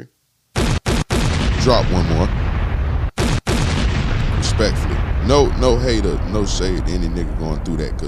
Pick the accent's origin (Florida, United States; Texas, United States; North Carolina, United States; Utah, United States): Florida, United States; In Florida, I'm from Florida